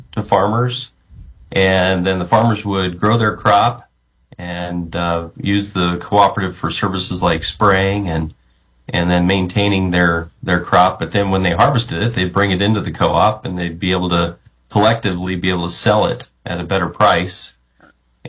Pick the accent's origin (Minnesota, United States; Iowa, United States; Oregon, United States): Iowa, United States; Story City; moved away; I grew up in agriculture and a family farm back in Story City, Iowa